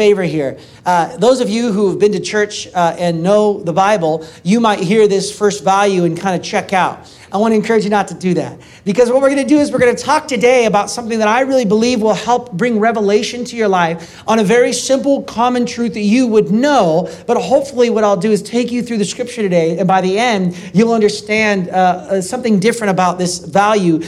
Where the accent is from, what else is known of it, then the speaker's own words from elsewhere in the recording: Portland, Oregon, United States; my hometown, Portland, Oregon